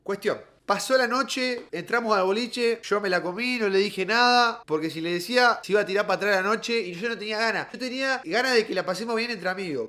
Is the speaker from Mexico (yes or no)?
no; Paraná, Entre Ríos, Argentina; yo soy de Paraná